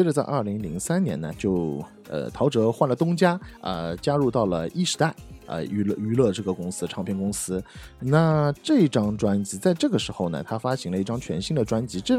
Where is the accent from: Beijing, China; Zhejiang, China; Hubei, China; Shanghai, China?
Shanghai, China; 因为我上海人嘛